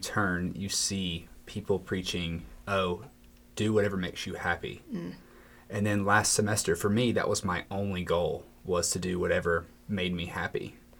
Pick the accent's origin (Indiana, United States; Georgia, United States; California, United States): Georgia, United States; Cartersville; I'm from Cartersville, Georgia.